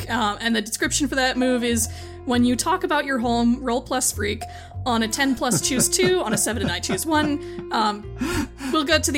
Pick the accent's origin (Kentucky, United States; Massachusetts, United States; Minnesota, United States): Minnesota, United States; Minneapolis; Like, I'm from like Minneapolis myself originally.